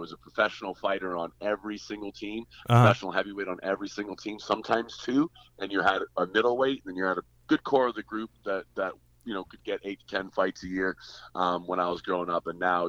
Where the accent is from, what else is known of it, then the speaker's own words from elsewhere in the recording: Western Canada, Canada; I'm Canadian